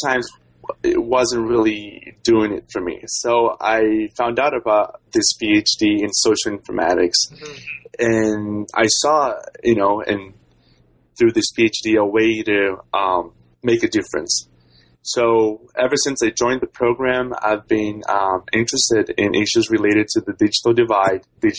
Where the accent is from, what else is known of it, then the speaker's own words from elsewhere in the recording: Vitória, Espírito Santo, Brazil; moved away as an adult; also born or lived in Germany; now in United States; I'm from Brazil. Mm-hmm. I'm from a city called Victoria. It's this state capital of Espírito Santo.